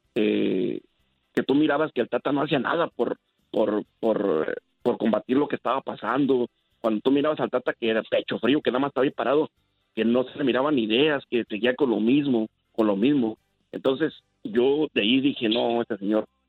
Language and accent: Spanish; Mexico; somos mexicanos